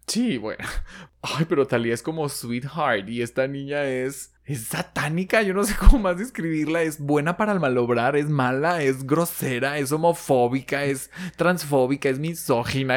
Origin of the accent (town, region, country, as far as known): Mexico